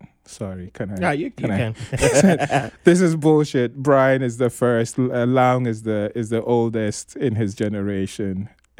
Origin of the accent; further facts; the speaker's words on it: Tamale, Northern Region, Ghana; also born or lived in Kano, Nigeria; So growing up in Tamale, I was an outsider because, my family is not Dagomba, and we didn't speak Dagbani. Then when we went to Kano, again, you're an outsider because you're not Nigerian, you don't speak Hausa, you're not Muslim.